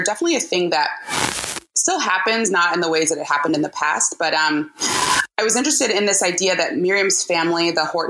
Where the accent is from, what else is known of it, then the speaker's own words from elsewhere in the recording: Cleveland, Ohio, United States; now in Oakland, United States; I'm originally from Cleveland, Ohio, and I currently live in Oakland, California